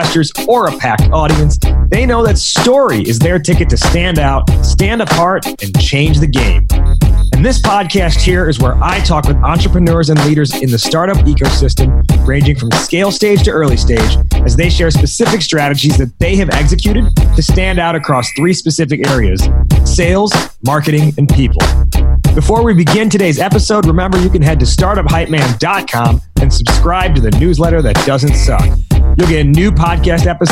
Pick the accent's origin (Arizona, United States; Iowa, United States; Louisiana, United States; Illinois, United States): Illinois, United States; suburbs of Chicago; I grew up in the suburbs of Chicago